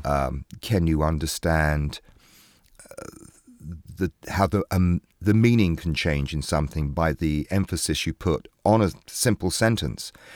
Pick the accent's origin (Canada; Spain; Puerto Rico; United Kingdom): United Kingdom; England; now in New York, United States